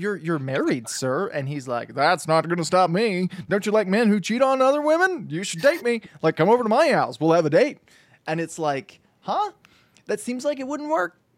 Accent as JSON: {"language": "English", "country": "United States", "said": "as an American, as a white American man"}